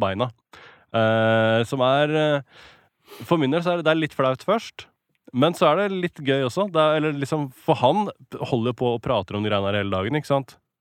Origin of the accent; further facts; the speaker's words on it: Norway; accent: Norwenglish; I'm from Norway